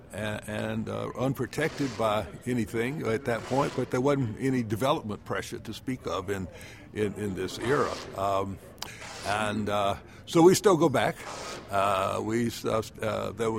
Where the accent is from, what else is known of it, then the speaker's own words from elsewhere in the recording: Orangeburg, South Carolina, United States; moved away; Well, I was born and raised in Orangeburg, South Carolina, which sits nicely on the banks of the North Edisto.